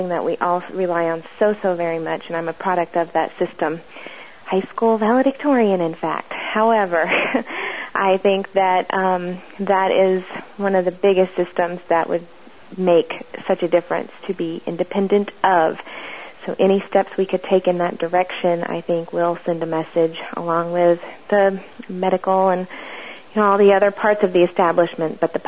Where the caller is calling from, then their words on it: Florida, United States; I'm calling from Florida